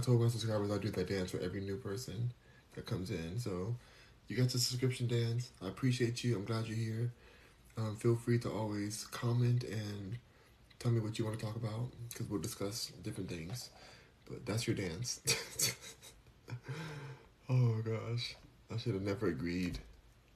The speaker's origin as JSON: {"language": "English", "town": "Los Angeles", "region": "California", "country": "United States", "tie": "born or raised there", "also_born_or_lived": "New York", "said": "I'm born and raised in Los Angeles"}